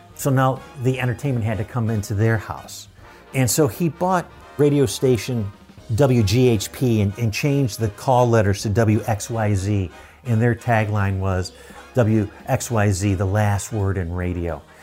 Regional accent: Buffalo, New York, United States; Buffalo, which is my hometown

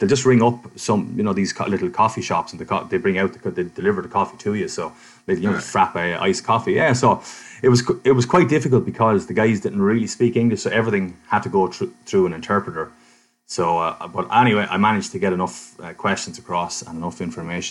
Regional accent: Ireland; I was from Ireland

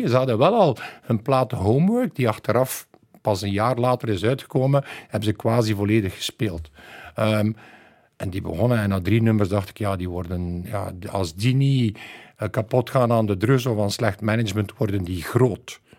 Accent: West Flanders, Belgium; als West-Vlaming eh, kunnen we niet meer lachen.

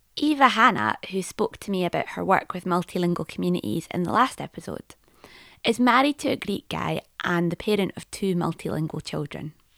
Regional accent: Scotland, United Kingdom; accent: Scots / Scottish English; whether I'm a Scot speaker or a Scottish English speaker or both

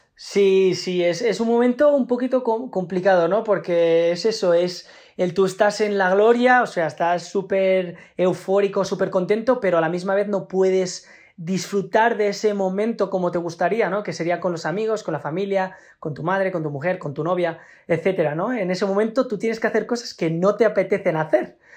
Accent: Spain; como somos los latinos, los, los españoles

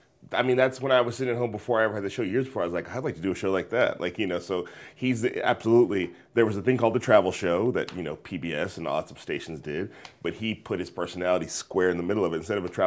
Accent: California, United States; because I come from the Bay Area, it's like, I would want to go to more than just white places.

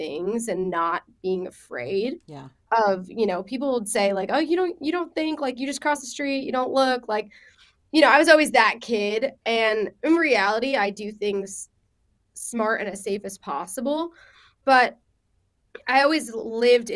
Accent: Long Island, New York, United States; also born or lived in Israel; I'm from Israel and then I grew up on Long Island

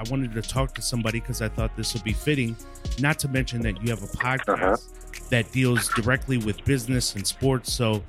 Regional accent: Milwaukee, Wisconsin, United States; moved away; I was born and raised in Milwaukee, Wisconsin

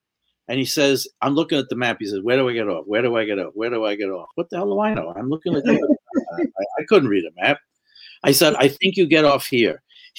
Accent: New York, United States; and we're both Jews from New York

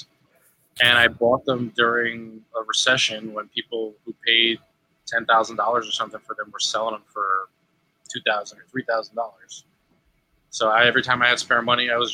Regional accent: New York, United States; I'm from New York

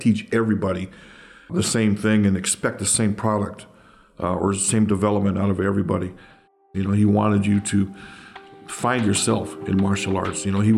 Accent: Oakland, California, United States; Yeah, I grew up here, born and raised in Oakland, between 86th and 87th Avenue, yeah, just off of East 14th.

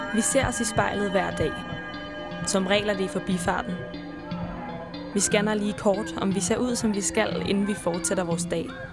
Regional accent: Copenhagen, Capital Region of Denmark, Denmark; Jeg er vokset op på Vesterbro

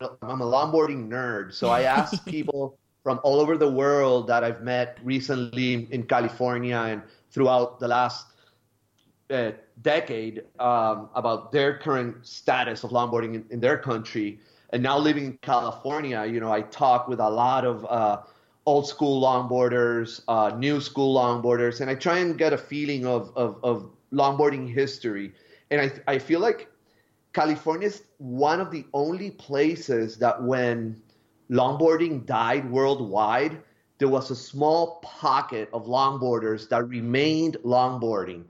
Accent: Puerto Rico; moved away as an adult; now in Ventura, United States; I am originally from Puerto Rico, a little island in the Caribbean.

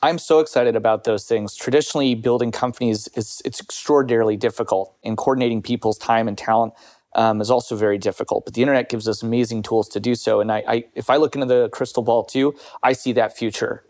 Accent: United States; now in United Kingdom; as an American or as someone who lives in the U K

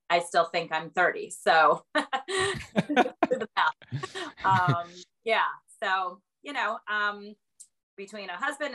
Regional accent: Boston, Massachusetts, United States; now in Middlebury, Connecticut, United States; I live in Middlebury, Connecticut, and I'm originally from the Boston area

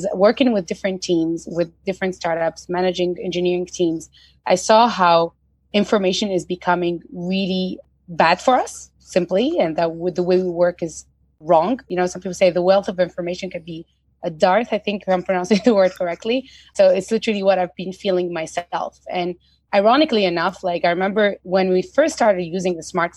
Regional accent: Tunisia; moved away; I'm originally from Tunisia

